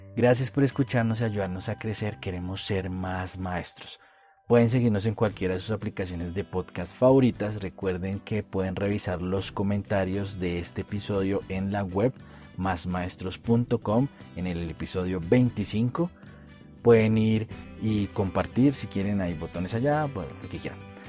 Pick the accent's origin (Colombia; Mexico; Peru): Colombia; como dicen en mi país, en Colombia